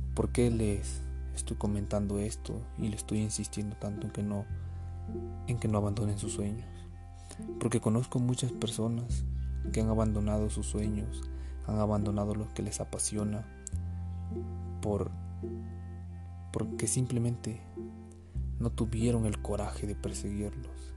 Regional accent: Mexico; Hablando como nación, todos somos mexicanos, todos somos México

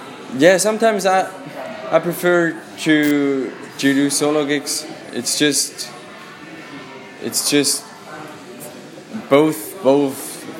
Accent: Switzerland; English is a second language; moved away as an adult; now in London, United Kingdom; I'm originally from Switzerland.

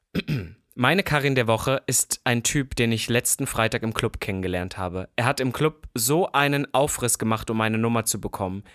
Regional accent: Halle, Saxony-Anhalt, Germany; moved away; Halle-Saale, da wo ich herkomme

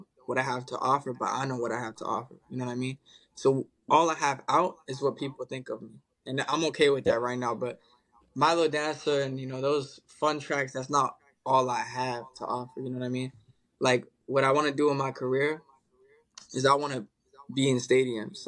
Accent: Dubai, United Arab Emirates; now in Melbourne, Australia; me growing up in Dubai and my mom's from Detroit, Michigan

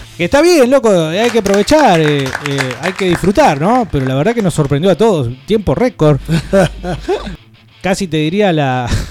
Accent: Buenos Aires, Argentina; born or raised there; also born or lived in Mar del Plata; now in Neuquén, Argentina

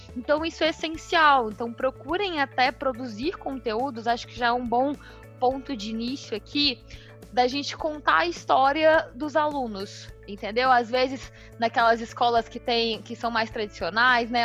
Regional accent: Minas Gerais, Brazil; numa cidade lá em Minas Gerais, na minha cidade natal.

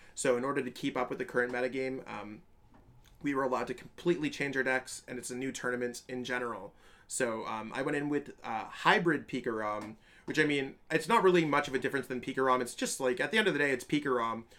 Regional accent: Canada; I'm from Canada

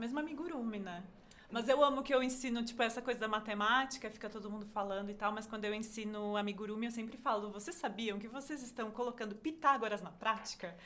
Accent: Caxias do Sul, Rio Grande do Sul, Brazil; moved away; eu sou de Caxias do Sul, minha família tá lá

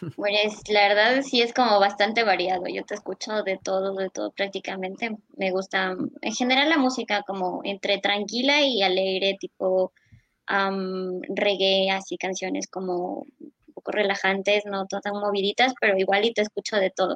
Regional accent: Loja, Ecuador; also born or lived in Espíndola; Yo ya nací aquí en Loja, pero mi familia, pues mis abuelitos, mis papás, son de Espíndola.

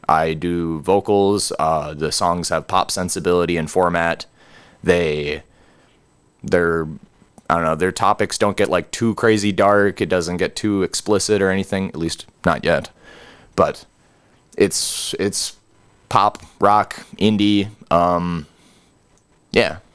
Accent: Gresham, Oregon, United States; going back up north to Gresham, to my hometown

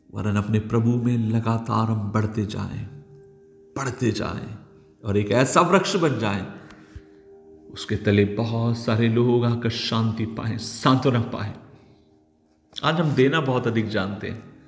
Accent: Nagpur, Maharashtra, India; moved away as an adult; now in Pathankot, India; मैं शहर का रहने वाला हूँ नागपुर शहर में महाराष्ट्र में बड़ा पला हूँ

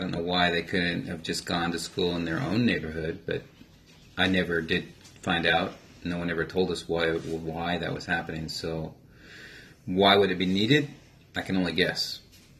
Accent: Las Vegas, Nevada, United States; also born or lived in St. George, Utah; I was born and raised in Las Vegas

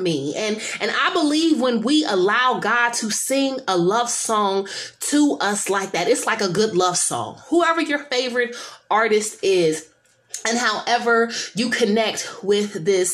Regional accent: San Francisco, California, United States; I'm from San Francisco, and I was around for the 1989 earthquake

